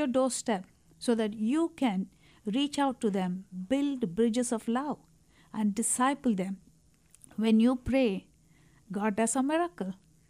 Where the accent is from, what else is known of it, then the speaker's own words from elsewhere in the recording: India; as an Indian